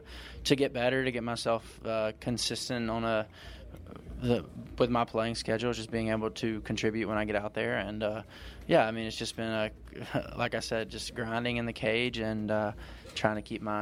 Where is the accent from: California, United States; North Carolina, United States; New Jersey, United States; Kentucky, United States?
North Carolina, United States; moved away as an adult; now in Cypress, United States; I'm from North Carolina, and I'll always claim North Carolina. But yeah, I love it here. Love living in the area, and stay out in Cypress.